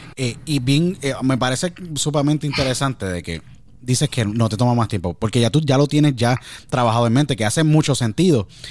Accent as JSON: {"language": "Spanish", "country": "Puerto Rico", "tie": "born or raised there", "said": "gran país donde yo nací, Puerto Rico"}